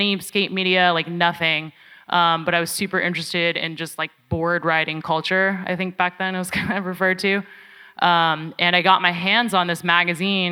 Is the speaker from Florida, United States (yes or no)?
no; Bay Area, California, United States; I grew up in the Bay Area in the suburbs